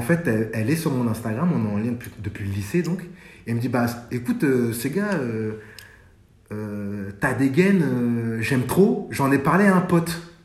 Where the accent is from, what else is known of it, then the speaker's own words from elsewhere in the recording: France; also born or lived in Mali (ancestry); comme on a grandi en France